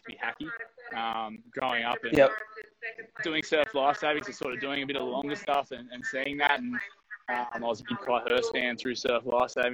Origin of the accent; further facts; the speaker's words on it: Central Coast, New South Wales, Australia; I'm from the Central Coast, about an hour and a half north of Sydney